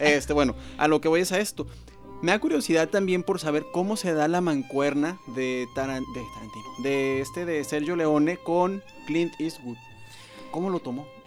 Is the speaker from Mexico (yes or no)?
yes; Mexico; a nosotros como mexicanos